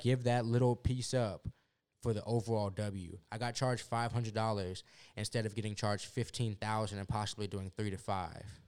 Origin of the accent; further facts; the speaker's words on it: Houston, Texas, United States; also born or lived in Lubbock, Texas; It's a nine-hour drive about to South Houston from Lubbock